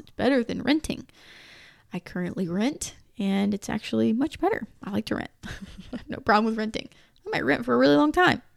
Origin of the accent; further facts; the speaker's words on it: United States; I'm obviously American